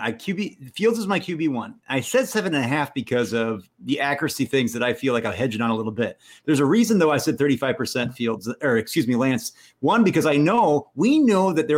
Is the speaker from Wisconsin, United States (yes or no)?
no; Minnesota, United States; I'm from Minnesota.